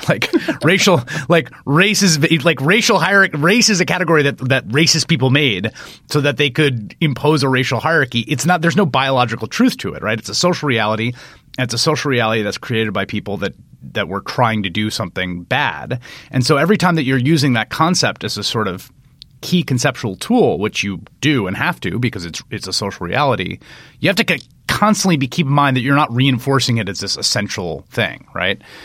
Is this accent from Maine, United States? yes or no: no; New York City, New York, United States; I grew up in New York, in the Bronx, in the, in the eighties and nineties